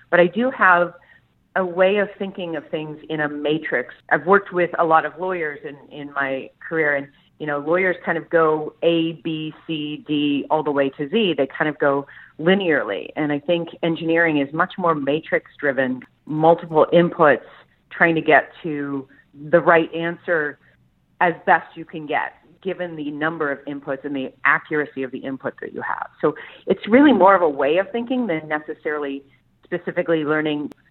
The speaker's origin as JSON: {"language": "English", "town": "Columbus", "region": "Ohio", "country": "United States", "tie": "born or raised there", "said": "Like I grew up in Columbus, Ohio, and I didn't want to be landlocked anymore."}